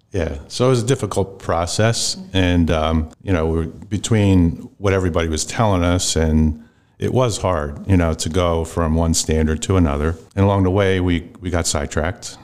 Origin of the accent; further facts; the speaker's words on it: Lancaster, Pennsylvania, United States; I was raised mostly in Lancaster.